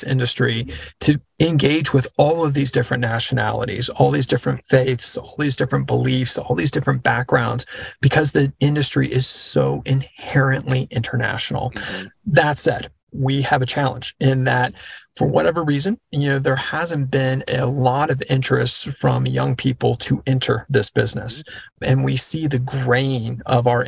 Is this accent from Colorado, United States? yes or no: no; Texas, United States; I grew up in Texas